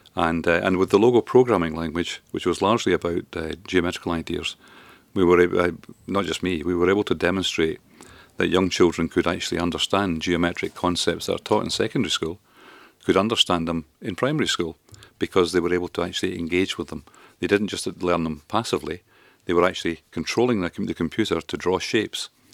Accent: Grangemouth, Scotland, United Kingdom; also born or lived in Duns, Berwickshire; I grew up in, in Grangemouth mainly. in the Falkirk area and grew up a, a loyal bairn.

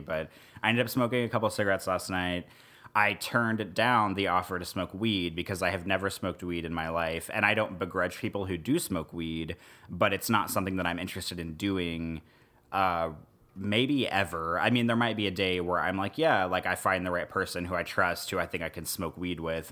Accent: Missouri, United States; also born or lived in Nebraska; now in New Orleans, United States; where I grew up in Missouri and also in Nebraska

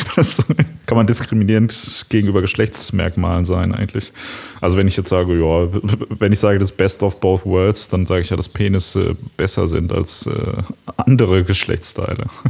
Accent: Ruhr area, North Rhine-Westphalia, Germany; ich komme ja aus dem, aus dem Ruhrgebiet.

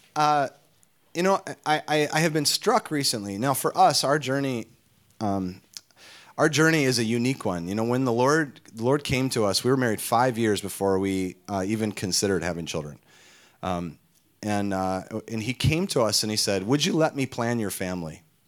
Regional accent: Minnesota, United States; we hail from Minnesota

